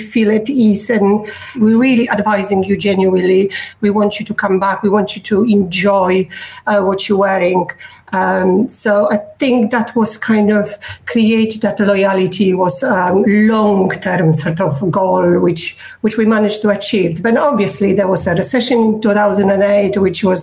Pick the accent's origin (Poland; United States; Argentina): Poland; English is a second language; moved away as an adult; now in Surrey, United Kingdom; I study marketing back in Poland, and I work in marketing.